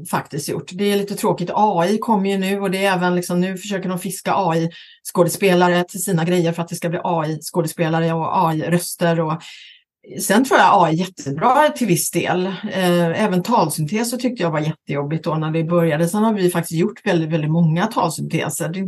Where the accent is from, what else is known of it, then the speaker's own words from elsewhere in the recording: Västra Götaland, Sweden; accent: Gothenburg dialect; now in Stockholm, Sweden; Jag pratar göteborgska då va? Eh, och därför har jag också eh, Johan Gry exempelvis som, eh, och så vidare. Men nu har jag ju bott 30, över 30 år i Stockholm